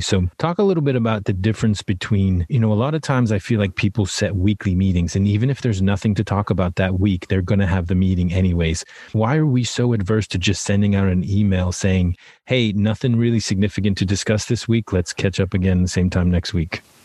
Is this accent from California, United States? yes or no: no; Worcester, Massachusetts, United States; I grew up right outside of Worcester, Massachusetts